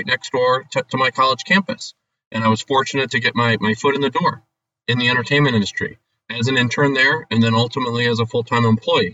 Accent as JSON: {"language": "English", "town": "Lakewood", "region": "Ohio", "country": "United States", "tie": "born or raised there", "said": "I grew up in Cleveland on the west side in Lakewood"}